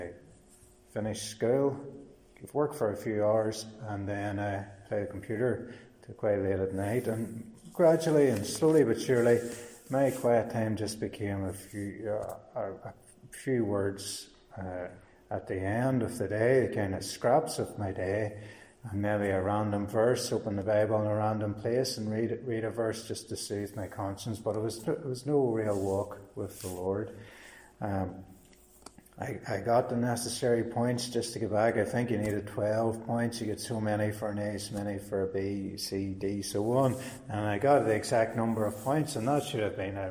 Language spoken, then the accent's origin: English; Cookstown, Northern Ireland, United Kingdom; I'm from Cookstown originally